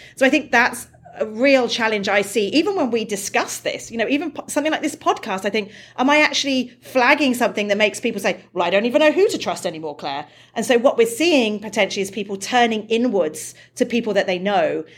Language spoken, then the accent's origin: English; United Kingdom; I'm British